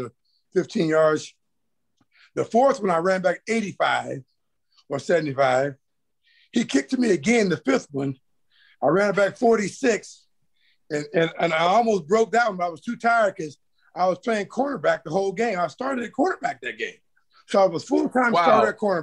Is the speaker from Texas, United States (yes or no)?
no; Augusta, Georgia, United States; moved away; I'm from Augusta, Georgia